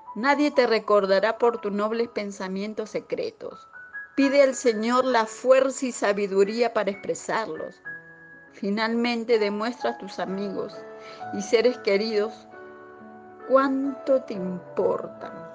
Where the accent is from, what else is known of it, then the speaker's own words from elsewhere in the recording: Peru; now in Buenos Aires, Argentina; soy de Perú y radico en Buenos Aires